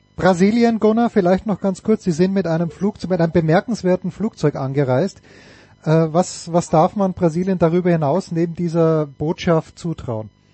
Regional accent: Austria; ich bin Österreicher

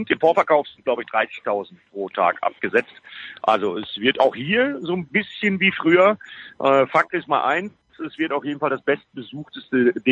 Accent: Bremen, Germany; Ist ja für mich als Bremer auch ein Heimspiel, anderthalb Stunden mit dem Auto äh, näher dran geht eigentlich kaum mehr.

